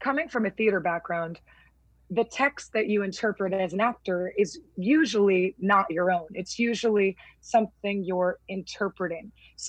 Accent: California, United States; And I realize that, you know, growing up in Southern California, I don't have the same experience that, you know, a Black person living in the 1950s in Mississippi does.

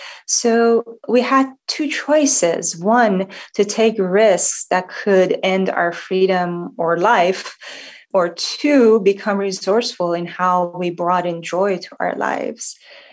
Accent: Shiraz, Fars, Iran; Well, as you mentioned, I was born in Shiraz, Iran, and that's the city of poets and wine. So this book is a bit of a love letter to my hometown

